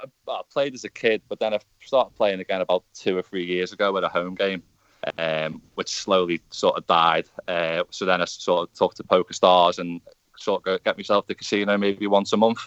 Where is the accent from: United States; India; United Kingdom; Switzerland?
United Kingdom; the Wirral, North West England; I'm a refrigeration and air conditioning engineer, and I'm from the Wirral.